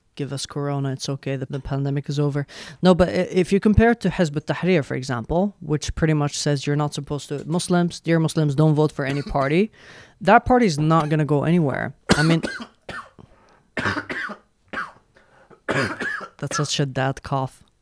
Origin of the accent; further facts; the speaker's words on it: Yemen; English is a second language; now in Sweden; I come from Yemen